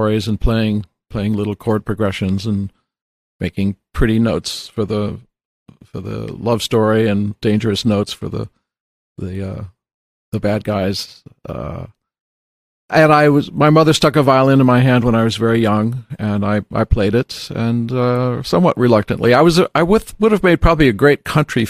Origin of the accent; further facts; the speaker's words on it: New York City, New York, United States; moved away; also born or lived in California; I grew up in New York City